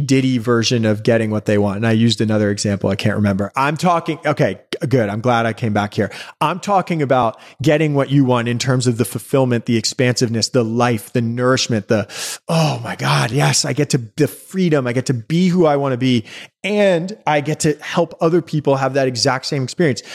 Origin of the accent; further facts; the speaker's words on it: New York City, New York, United States; growing up in New York City